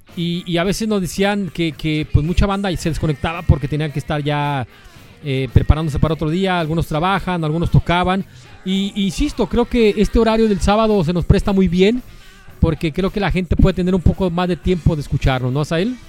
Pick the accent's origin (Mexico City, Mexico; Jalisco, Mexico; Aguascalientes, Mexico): Jalisco, Mexico; Guadalajara; somos de acá de Guanatos.